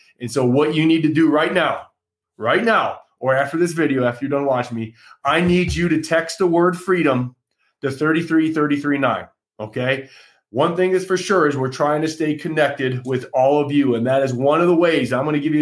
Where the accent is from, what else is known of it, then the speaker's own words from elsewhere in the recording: Kalamazoo, Michigan, United States; my hometown where I'm living right now